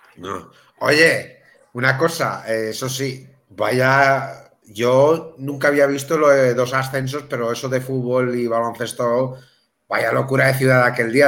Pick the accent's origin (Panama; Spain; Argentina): Spain; Melilla; moved away; yo soy de, soy de Melilla, pero no vivo en Melilla